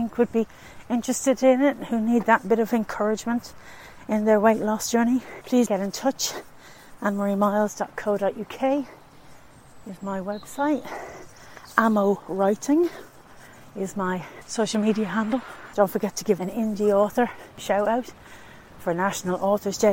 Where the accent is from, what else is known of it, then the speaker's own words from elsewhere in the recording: Tallaght, Leinster, Ireland; I'm from Talla in County Dublin